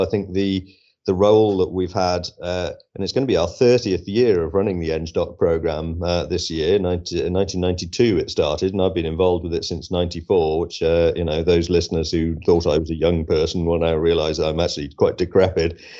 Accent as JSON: {"language": "English", "region": "West Wales", "country": "United Kingdom", "said": "I'm actually from West Wales originally."}